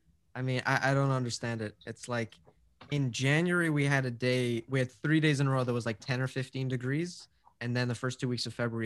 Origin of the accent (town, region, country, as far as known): Sacramento, California, United States